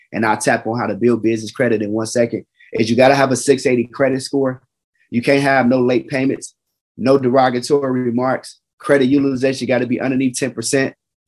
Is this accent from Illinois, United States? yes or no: yes; Chicago, Illinois, United States; I'm from Chicago